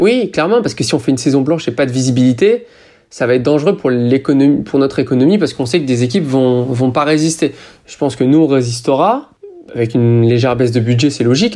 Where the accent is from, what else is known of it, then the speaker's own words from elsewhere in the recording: France; je suis français